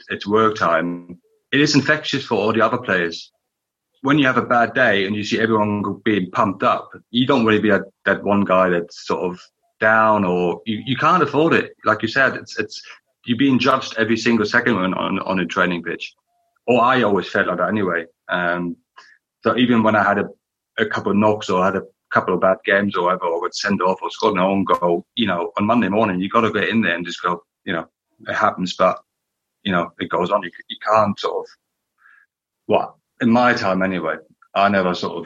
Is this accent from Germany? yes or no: yes; Berlin, Germany; moved away; growing up in East Berlin